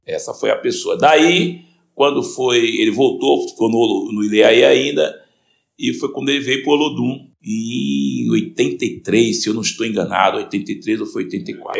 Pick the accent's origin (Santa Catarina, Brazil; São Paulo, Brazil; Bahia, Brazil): Bahia, Brazil; Salvador; eu vim para minha velha guarda aqui, onde eu fui criado também aqui no centro histórico, né? Na parte da Santa Isabel, eu fui criado no Gavetão.